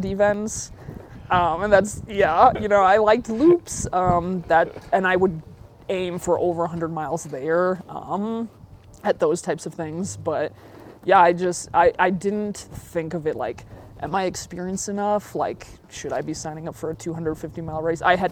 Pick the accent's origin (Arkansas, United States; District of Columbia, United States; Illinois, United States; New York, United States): Illinois, United States; Chicago; also born or lived in Portland; now in Flagstaff, United States; I'm originally from the Chicago area, lived in Portland for like 7 years